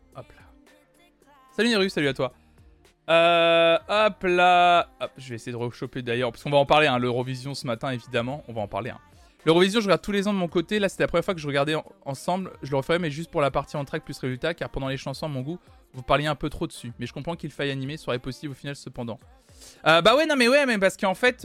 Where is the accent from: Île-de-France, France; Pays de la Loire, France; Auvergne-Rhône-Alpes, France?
Pays de la Loire, France; Nantes; je suis nantais